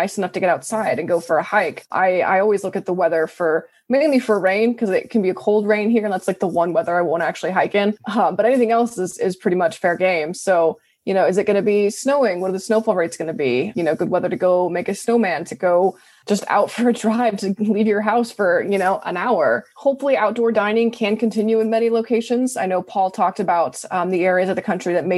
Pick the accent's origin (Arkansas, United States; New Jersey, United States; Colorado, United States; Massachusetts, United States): Colorado, United States; moved away; I come from Colorado